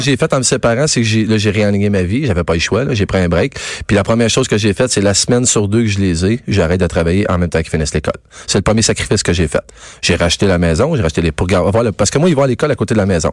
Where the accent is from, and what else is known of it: Quebec, Canada